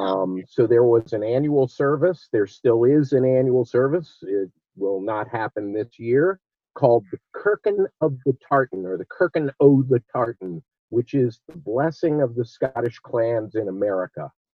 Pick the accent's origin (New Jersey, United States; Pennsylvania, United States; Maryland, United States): Maryland, United States; Olney; also born or lived in Washington, D.C.; I was born in Washington, D.C., but I'm from Olney, Maryland